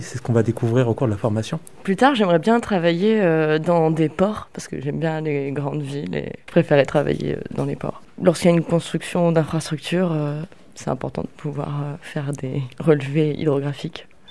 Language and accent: French; Côte d’Ivoire; moved away as an adult; je viens de la Côte d'Ivoire.